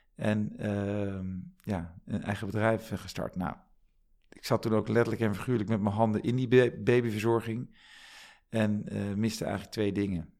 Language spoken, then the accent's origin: Dutch; The Hague, South Holland, Netherlands; moved away as an adult; also born or lived in Groningen; opgegroeid in Den Haag met een broer en een zusje